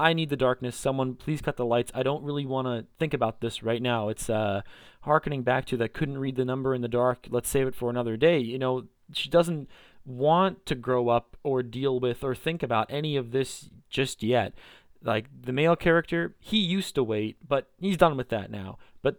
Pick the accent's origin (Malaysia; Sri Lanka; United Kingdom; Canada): Canada; British Columbia; at least for me growing up in Greater Vancouver, it's, you know, you can stand in your backyard, you look in one direction and there's the mountains, you look in another direction, there's the ocean